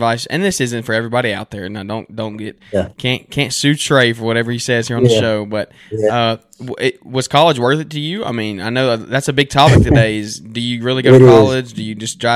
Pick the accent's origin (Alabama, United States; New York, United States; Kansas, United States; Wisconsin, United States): Alabama, United States; Birmingham; I'm from Birmingham, so we don't have any professional sports around us.